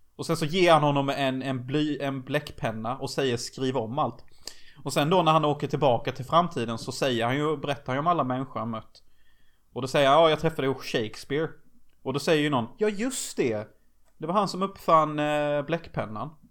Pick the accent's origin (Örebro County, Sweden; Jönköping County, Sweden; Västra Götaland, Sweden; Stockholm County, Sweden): Jönköping County, Sweden; Unnaryd; i den lilla byn som Gud glömde där jag kommer ifrån. Unnaryd.